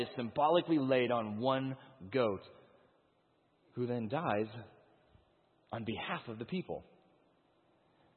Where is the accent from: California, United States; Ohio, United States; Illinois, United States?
Illinois, United States; Chicago; I'm from the Chicagoland